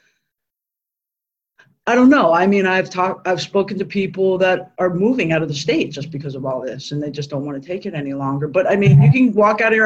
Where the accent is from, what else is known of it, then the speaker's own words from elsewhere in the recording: Miami Beach, Florida, United States; I was born and raised here in Miami Beach